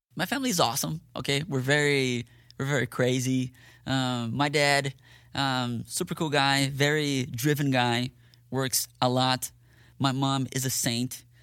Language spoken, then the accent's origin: English; Curitiba, Paraná, Brazil; moved away as an adult; also born or lived in Dallas, Texas / Ennis, Texas; now in Fort Worth, United States; I was born in Dallas, Texas, but I grew up in Brazil.